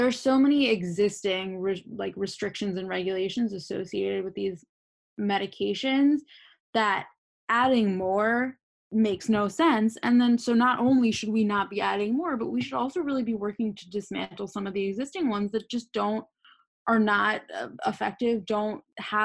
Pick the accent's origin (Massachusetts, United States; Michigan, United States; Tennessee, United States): Massachusetts, United States; Boston; I'm from Boston